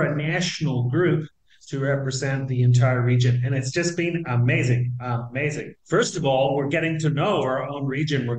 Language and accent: English; New Zealand; moved away as an adult; now in Argentina; I'm originally from New Zealand, believe it or not. I've been living, citizen of the world, I've been living in Argentina for like 27 years